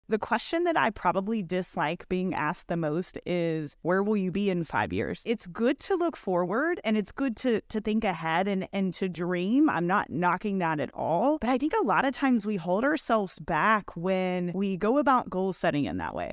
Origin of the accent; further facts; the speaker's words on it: Kentucky, United States; moved away as an adult; also born or lived in Austin, Texas; I grew up in Kentucky, small town